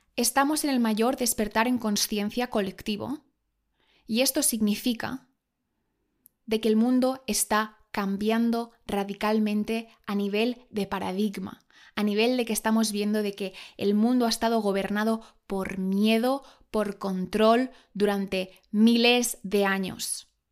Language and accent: Spanish; Spain; yo soy española